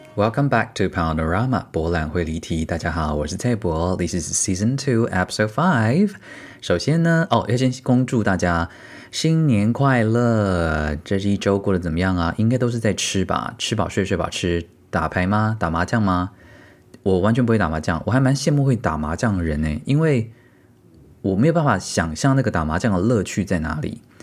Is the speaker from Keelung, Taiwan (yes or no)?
no; Tainan, Taiwan; 身为台南人，我竟然还没有去过四草